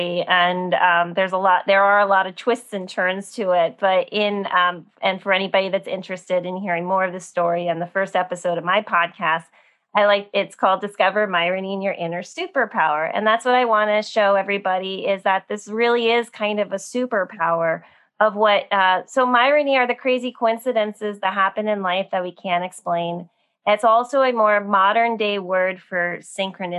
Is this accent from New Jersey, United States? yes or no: yes; New Jersey outside of New York City, United States; I grew up in New Jersey outside of New York City